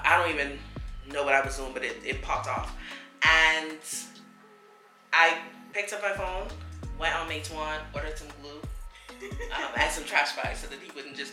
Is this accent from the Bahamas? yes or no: yes; Bahamas; accent: Bahamian; moved away; my Bahamian accent comes out